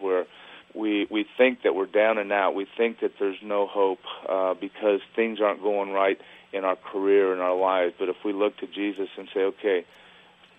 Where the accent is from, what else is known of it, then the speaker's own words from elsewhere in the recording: Southern California, United States; I grew up in Southern California